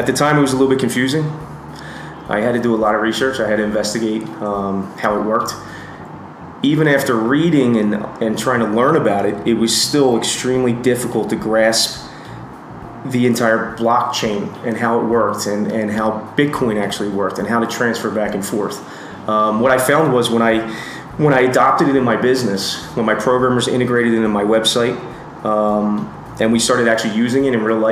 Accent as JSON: {"language": "English", "country": "United States", "moved": "yes", "lives_now": "Costa Rica", "said": "I'm originally from the United States"}